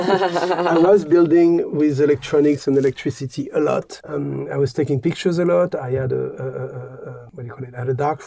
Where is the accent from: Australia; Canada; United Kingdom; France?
France; Paris, Île-de-France; I grew up in Paris in a very free-spirited environment and family.